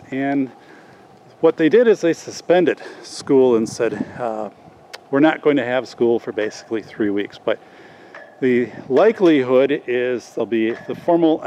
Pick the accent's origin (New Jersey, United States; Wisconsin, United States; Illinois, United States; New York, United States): Wisconsin, United States; southern; an elementary school in my hometown